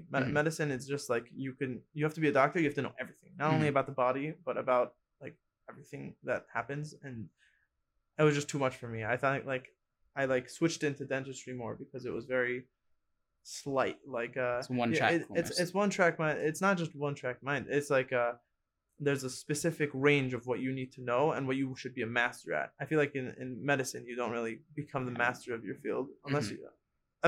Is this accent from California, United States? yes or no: yes; Los Angeles, California, United States; moved away as an adult; also born or lived in Israel; I was born in Los Angeles. I'm originally Persian